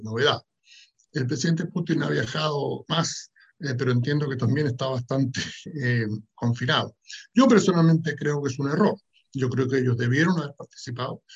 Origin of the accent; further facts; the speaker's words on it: Chile; yo soy eh, chileno, vengo de Chile